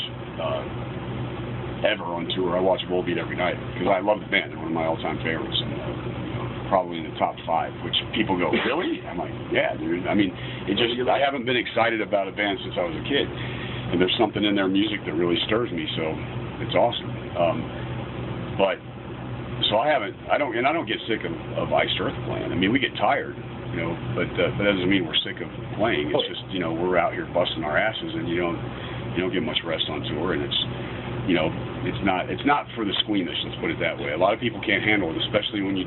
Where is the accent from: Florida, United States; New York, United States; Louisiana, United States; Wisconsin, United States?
Florida, United States; moved away; I came from Florida